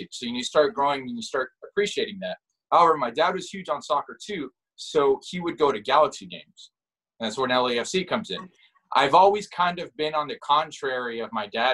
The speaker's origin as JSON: {"language": "English", "town": "Guadalajara", "region": "Jalisco", "country": "Mexico", "tie": "born or raised there", "also_born_or_lived": "Montebello, California", "moved": "yes", "lives_now": "Los Angeles, United States", "said": "I was born in Guadalajara, I was born into it"}